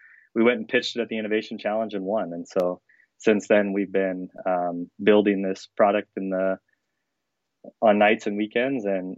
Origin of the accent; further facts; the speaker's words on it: Denison, Iowa, United States; born there; I guess I was born in Denison, Iowa, 7 pounds.